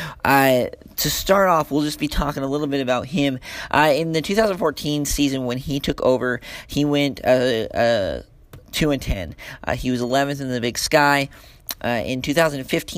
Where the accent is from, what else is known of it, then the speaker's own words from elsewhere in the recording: Ogden, Utah, United States; I'm from northern Utah, Ogden area. Been born and raised a Wildcat.